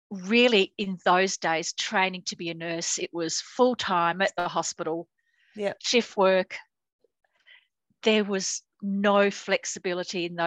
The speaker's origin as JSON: {"language": "English", "country": "Australia", "tie": "born or raised there", "also_born_or_lived": "United Kingdom", "said": "came out to Australia with my parents when I was not quite seven. Dad was coming here for work for a year."}